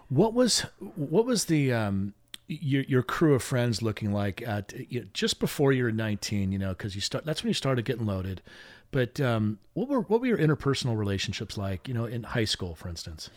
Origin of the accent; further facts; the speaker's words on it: Long Beach, California, United States; my hometown. That would be Long Beach, California